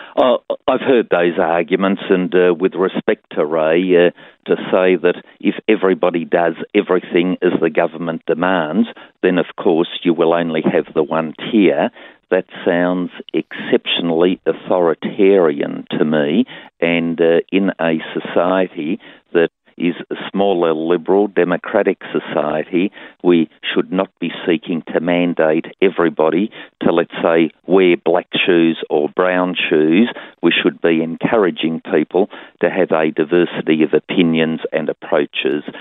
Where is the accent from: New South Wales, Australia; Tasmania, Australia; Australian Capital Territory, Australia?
Tasmania, Australia; my home state of Tasmania